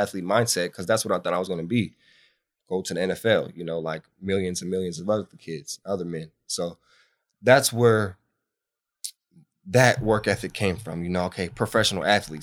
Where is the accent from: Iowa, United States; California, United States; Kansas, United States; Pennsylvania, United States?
California, United States; Bakersfield; also born or lived in Santa Maria, California; I grew up in Bakersfield.